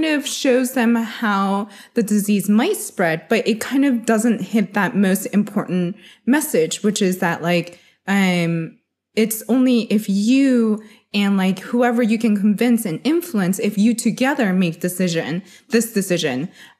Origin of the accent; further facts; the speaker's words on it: United States; So I'm Chinese American. So growing up, I've always loved like having individualism versus like, you know, having to like fit into a mold.